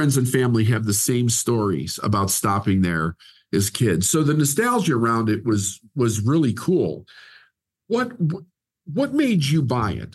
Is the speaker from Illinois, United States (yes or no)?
yes; Chicago, Illinois, United States; I was born and raised in Chicago